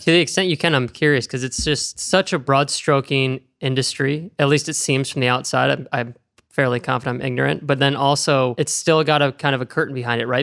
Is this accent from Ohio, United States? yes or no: yes; Oregon, Ohio, United States; I'm from Oregon, Ohio